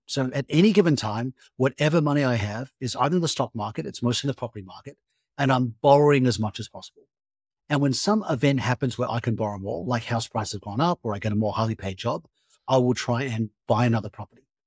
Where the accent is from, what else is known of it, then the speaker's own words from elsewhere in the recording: Australia; moved away as an adult; also born or lived in United States / Europe; as an Australian who spent a lot of time in America and Europe